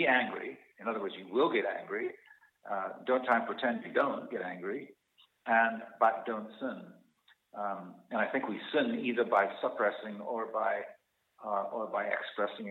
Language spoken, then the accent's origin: English; Zimbabwe; moved away as an adult; also born or lived in South Africa / Scotland; now in Canada; I grew up in Rhodesia, which is now Zimbabwe, and then I went to university in South Africa, where there was apartheid.